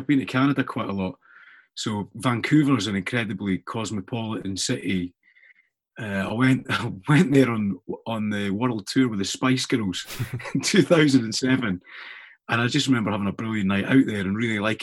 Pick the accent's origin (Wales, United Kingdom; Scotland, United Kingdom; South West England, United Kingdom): Scotland, United Kingdom; as a Scot